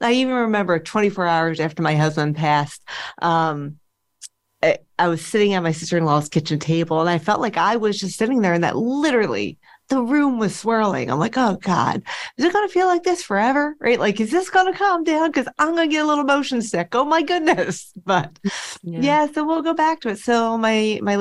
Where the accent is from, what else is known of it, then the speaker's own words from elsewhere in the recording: Philadelphia, Pennsylvania, United States; moved away as an adult; I grew up in Philadelphia and then moved away.